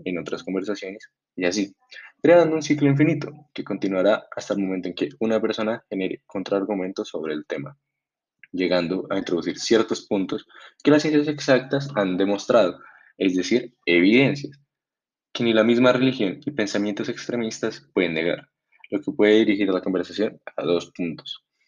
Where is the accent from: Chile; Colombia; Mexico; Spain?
Colombia; como colombianos